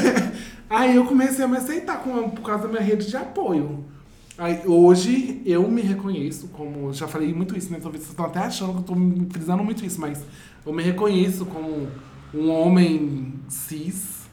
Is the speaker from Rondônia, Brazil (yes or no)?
no; Vale do Aço, Minas Gerais, Brazil; A gente está em Amsterdã, mas a gente é lá do Vale do Aço.